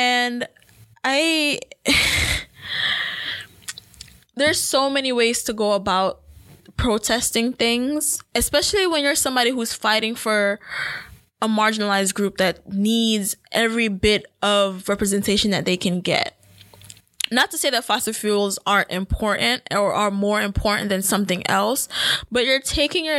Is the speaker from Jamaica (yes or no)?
yes; Jamaica; as a Jamaican myself